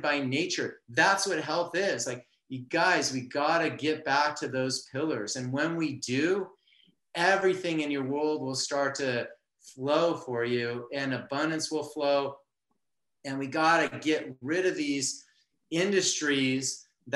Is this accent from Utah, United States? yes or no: no; Southern California, United States; I'm from Southern California